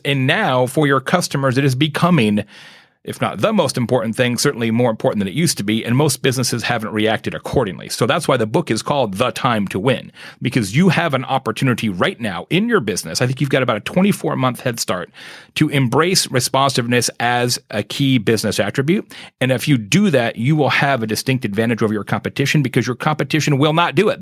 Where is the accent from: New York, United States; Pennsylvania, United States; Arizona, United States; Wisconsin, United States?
Arizona, United States; moved away as an adult; growing up in Arizona, I spent the first forty years of my life there